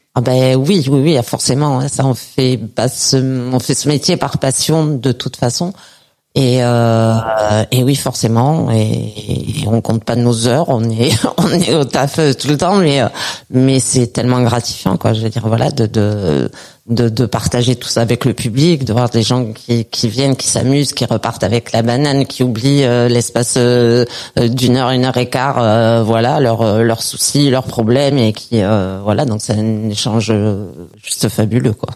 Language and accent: French; Perpignan, Occitania, France; chez nous à Perpignan